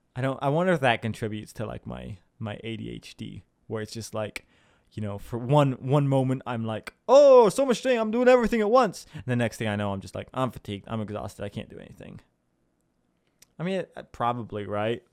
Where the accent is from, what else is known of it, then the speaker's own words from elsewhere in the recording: Southern Illinois, United States; I'm from Southern Illinois, which isn't, like, super, super South, Southern